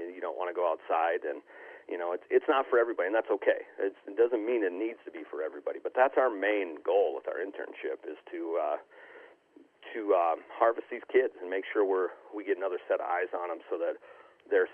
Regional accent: Southwest Wisconsin, United States; also born or lived in Austin, Texas; now in Mullen, Nebraska, United States; I grew up in Southwest Wisconsin, rural

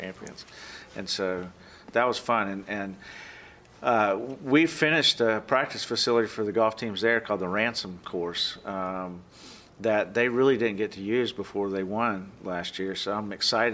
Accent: Georgia, United States; moved away as an adult; now in Oklahoma, United States; I grew up in Georgia, and my family was all, a lot of my family were farmers and factory workers

